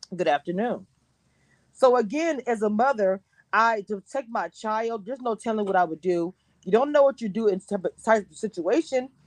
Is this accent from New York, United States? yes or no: no; Louisiana, United States; also born or lived in Texas; I'm from Louisiana